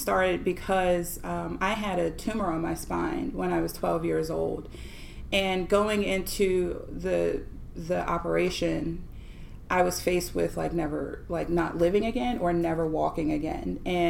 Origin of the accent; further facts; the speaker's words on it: Florida, United States; born there; also born or lived in New York; I was born in Florida. When we moved from Florida to New York and came back